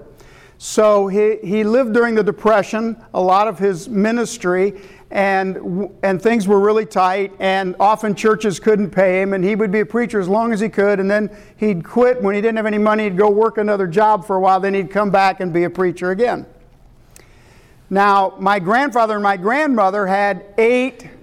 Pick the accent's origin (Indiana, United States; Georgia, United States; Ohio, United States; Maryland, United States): Indiana, United States; central; also born or lived in Michigan / Rochester, Indiana / Evansville, Indiana; I was born in Michigan, but raised in Indiana, mostly in central Indiana